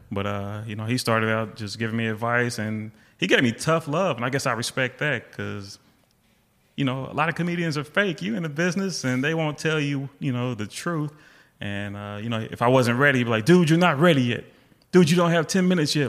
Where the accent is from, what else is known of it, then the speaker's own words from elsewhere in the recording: Seattle, Washington, United States; moved away; I was born in Seattle. My mom still lives there.